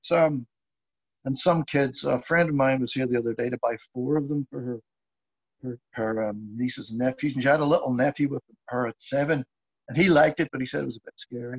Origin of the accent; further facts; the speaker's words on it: Ireland; I mean, I knew some of it because I grew up in Ireland